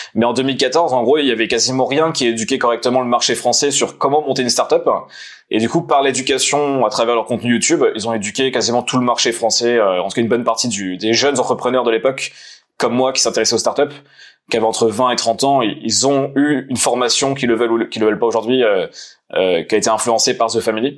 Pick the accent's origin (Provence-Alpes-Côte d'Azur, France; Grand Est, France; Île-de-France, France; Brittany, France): Grand Est, France; Nancy; je suis de Nancy, originaire de Nancy, donc dans le Nord-Est